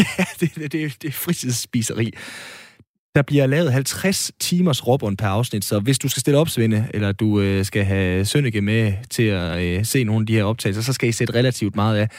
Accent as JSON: {"language": "Danish", "area": "North Jutland", "region": "North Denmark Region", "country": "Denmark", "said": "Jeg er jo nordjyde"}